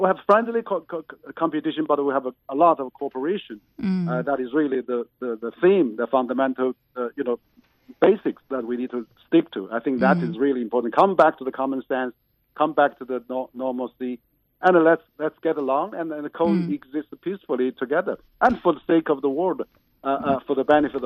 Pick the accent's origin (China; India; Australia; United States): China; Chengdu, Sichuan; Chengdu is my hometown